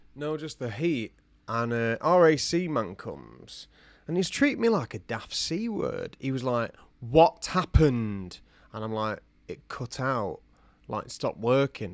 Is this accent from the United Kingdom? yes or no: yes; United Kingdom; that's Spanish I'm speaking, but I'm not Spanish. I'm British